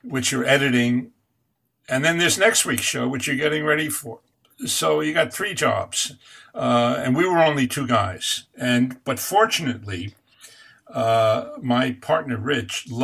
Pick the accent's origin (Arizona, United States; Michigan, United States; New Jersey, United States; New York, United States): New York, United States; Catskill Mountains; growing up in the Catskill Mountains, which is where I'm from